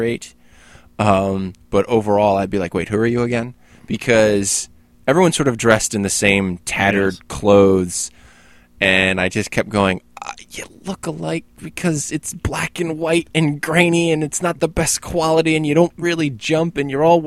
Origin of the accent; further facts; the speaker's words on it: United States; I'm an American